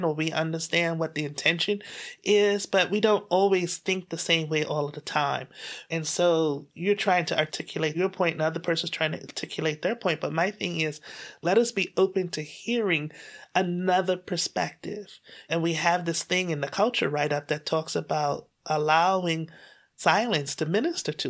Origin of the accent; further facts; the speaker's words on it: Bermuda; I was born and raised in Bermuda